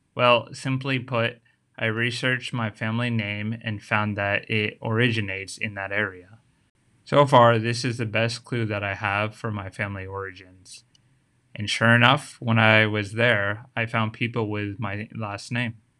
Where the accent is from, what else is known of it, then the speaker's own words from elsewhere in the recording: United States; now in Tokyo, Japan; how did I end up being born in the U S